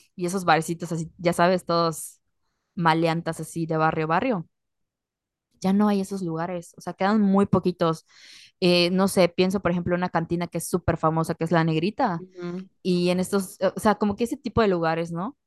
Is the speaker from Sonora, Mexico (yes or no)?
no; Yucatán, Mexico; accent: Yucatecan; tenemos un acento como que súper marcado, que como que típico de nosotros